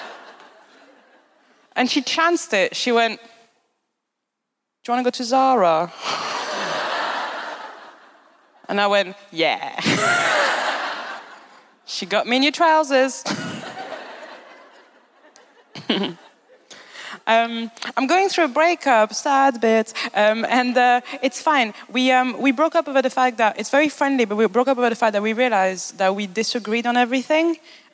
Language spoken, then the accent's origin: English; Paris, Île-de-France, France; moved away; I'm from Paris. Correct. I'm not from the nice bit of Paris, though.